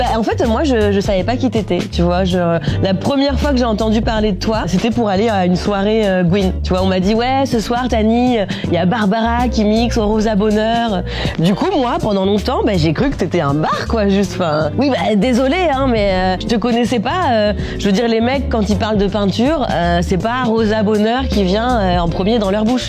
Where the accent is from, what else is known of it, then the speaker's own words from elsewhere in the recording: Normandy, France; moved away; also born or lived in Paris; de mon enfance euh, en Normandie et donc euh, ce que ce que c'est d'être euh, une petite fille métisse qui grandit à la campagne